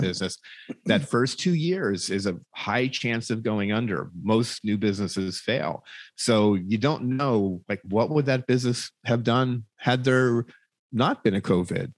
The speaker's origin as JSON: {"language": "English", "country": "United States"}